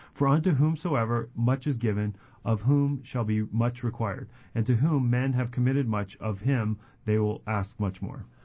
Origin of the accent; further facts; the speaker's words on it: Colorado, United States; moved away; I grew up in Colorado